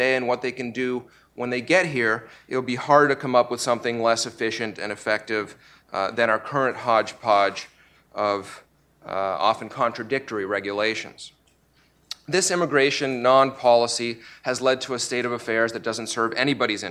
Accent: Canada; also born or lived in Russia; now in United States; I was born in Russia and my family came to Canada when I was little

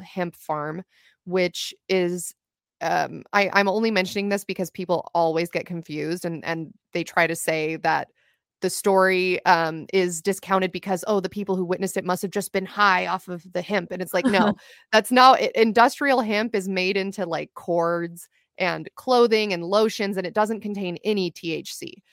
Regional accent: Ventura County, California, United States; also born or lived in Los Angeles, California; I'm originally from Ventura County, California, which is just outside of Los Angeles County

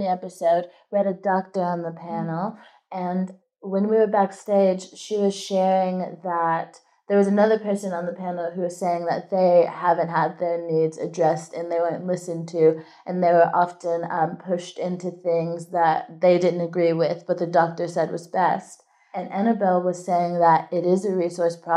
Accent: Texas, United States; moved away; I grew up in Texas, and it was quite conservative and Christian

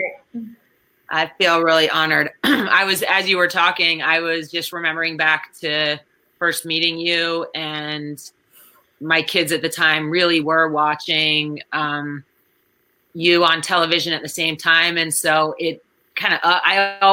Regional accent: Lenox, Massachusetts, United States; moved away as an adult; also born or lived in New York City; I'm originally from Western Massachusetts, from the Berkshires, a little town called Lenox

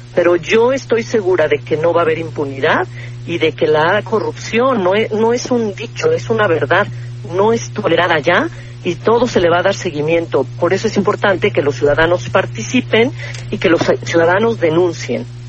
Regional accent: Mexico; todos los que somos mexicanos y vivimos en México

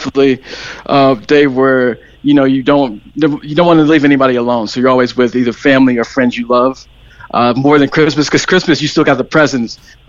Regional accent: St. Louis, Missouri, United States; accent: American; moved away as an adult; also born or lived in Knoxville, Tennessee / San Francisco, California; now in Cork, Ireland; I'm originally from Knoxville, Tennessee, raised in St. Louis, Missouri, and just moved from San Francisco. So I have family all over the country.

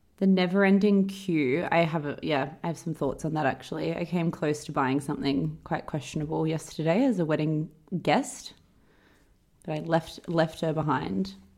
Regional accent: Perth, Western Australia, Australia; moved away; when I think about growing up in Perth, we we would go to the beach after school

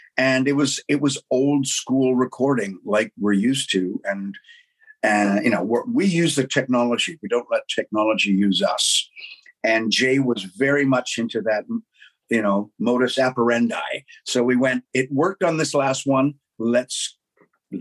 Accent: Canada; being Canadian

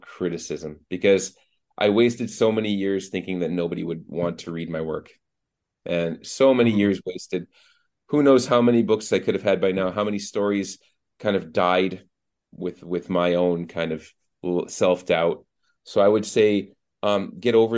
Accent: Boston, Massachusetts, United States; moved away as an adult; now in Turkey; I'm from Boston

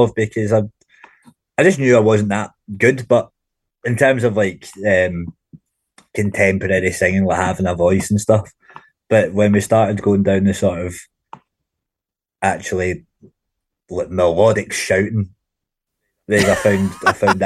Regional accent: Glasgow, Scotland, United Kingdom; also born or lived in Clydebank; I was born in Glasgow, a wee place called Yoker. But I was brought up in Yoker and Clydebank.

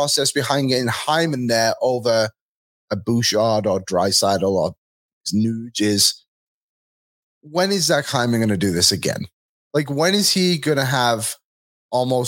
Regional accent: England, United Kingdom; now in Edmonton, Canada; I grew up in England and not to have snow on Christmas wasn't too different for me.

